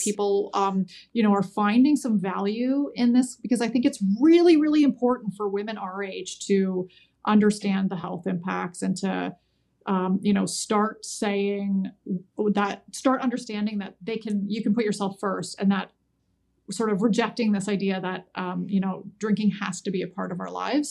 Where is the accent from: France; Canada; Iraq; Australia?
Canada; as a Canadian